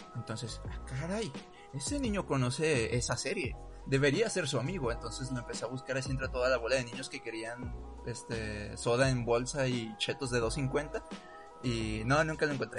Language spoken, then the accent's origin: Spanish; Mexico; como mexicanos